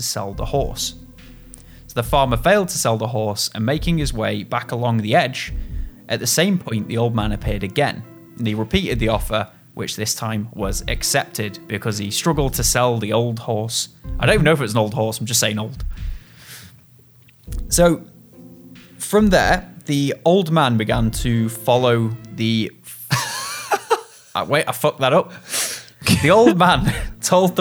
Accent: Macclesfield, North West England, United Kingdom; my hometown and the surrounding area

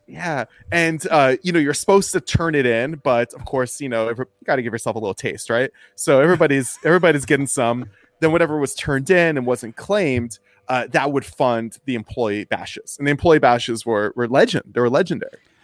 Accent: United States; I'm from, uh, near Washington, D C

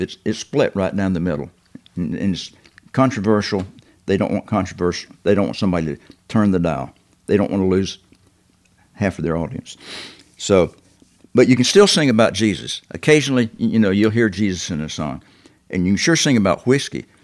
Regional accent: the South, United States; being a Southerner

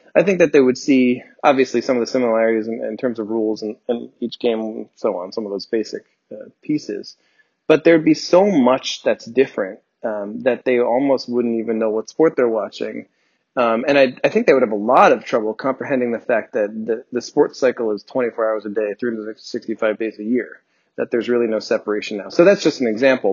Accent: New Jersey, United States; I grew up in New Jersey

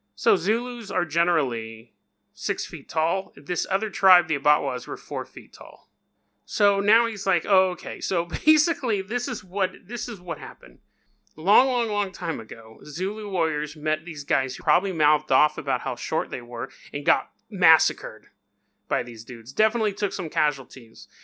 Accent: California, United States; I'm from California

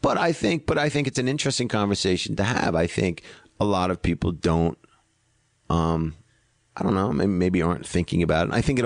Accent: Greenwich, Connecticut, United States; I'm from Greenwich, Connecticut, and I grew up with the Kennedys.

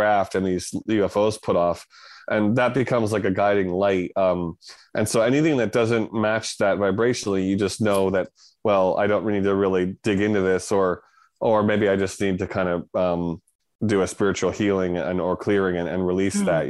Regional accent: Connecticut, United States; moved away; I'm from Connecticut originally.

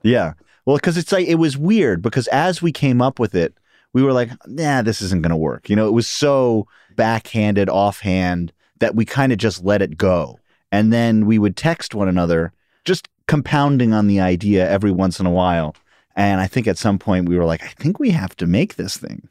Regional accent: New York City, New York, United States; I grew up in Queens and Upper West Side of Manhattan

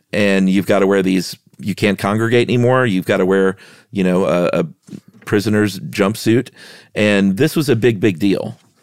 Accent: United States

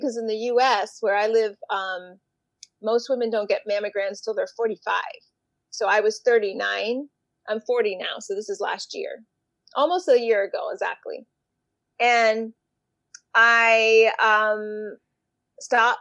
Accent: Miami, Florida, United States; now in Boston, United States; I live in Boston, Massachusetts. Originally, I'm from Miami

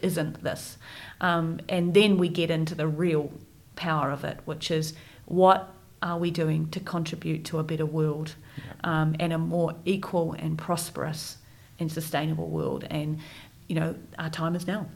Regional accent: Wellington, New Zealand; moved away as an adult; born and raised in Wellington

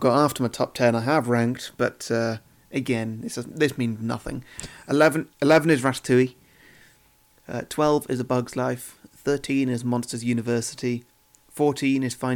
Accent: United Kingdom; being British

